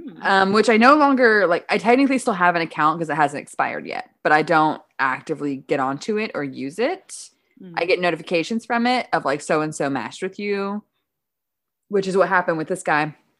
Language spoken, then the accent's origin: English; Midwest, United States; I'm from the Midwest.